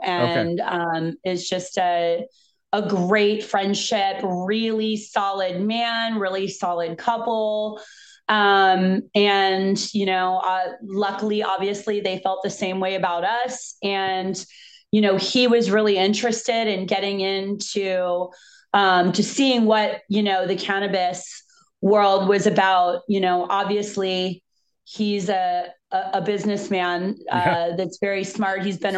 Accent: East Coast, United States; I'm actually originally from the East Coast.

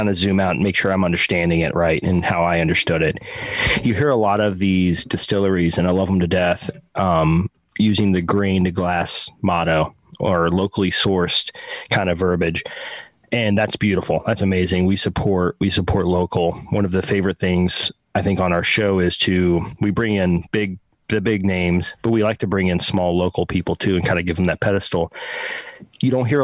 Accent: Texas, United States; I'm from Texas

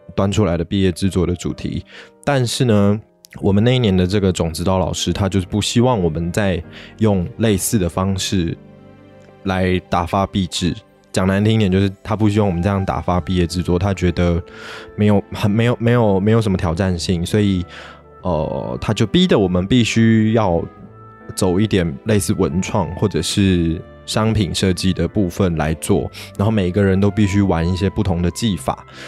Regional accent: Taiwan; 我的父亲是韩国华侨，我的母亲是道地的台湾人

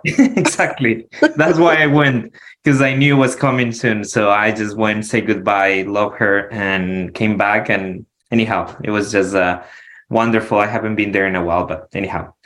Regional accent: Quito, Pichincha, Ecuador; moved away as an adult; now in Arizona, United States; I'm from Quito, the capital, the mountains.

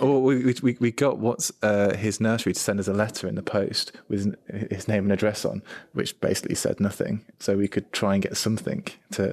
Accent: United Kingdom; I'm British, I'm male

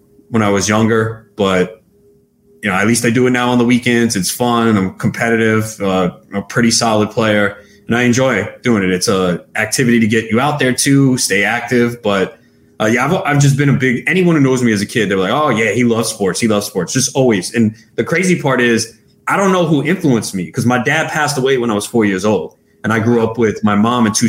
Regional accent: New York City, New York, United States; I grew up in Flushing

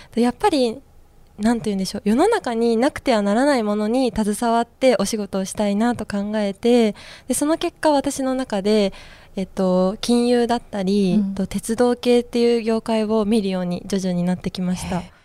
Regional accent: Shizuoka, Japan; 私は静岡県出身

